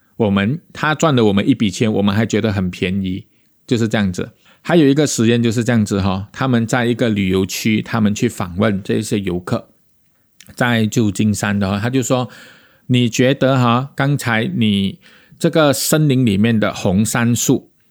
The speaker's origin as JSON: {"language": "Chinese", "country": "Malaysia", "said": "我们马来西亚人"}